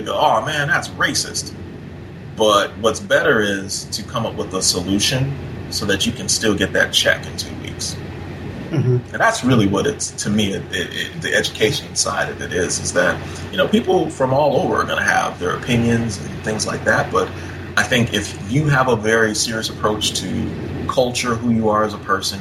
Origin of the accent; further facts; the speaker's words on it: Minnesota, United States; I grew up in Minnesota